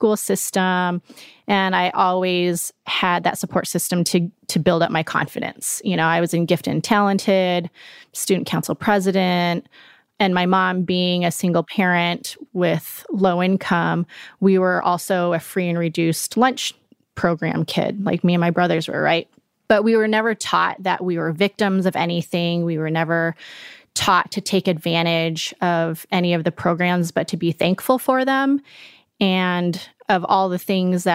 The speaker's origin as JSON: {"language": "English", "town": "Colorado Springs", "region": "Colorado", "country": "United States", "tie": "born or raised there", "lives_now": "Denver, United States", "said": "I born and raised in Colorado, originally from Colorado Springs, but currently live in Denver with my husband and my two kids"}